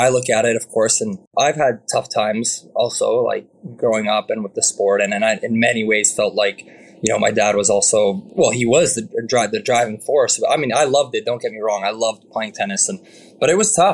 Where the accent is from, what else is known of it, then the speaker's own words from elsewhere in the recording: Canada; as a Canadian